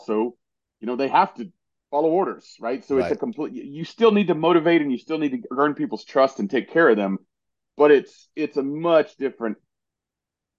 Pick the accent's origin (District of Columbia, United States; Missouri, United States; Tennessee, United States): Tennessee, United States; East; I grew up in East Tennessee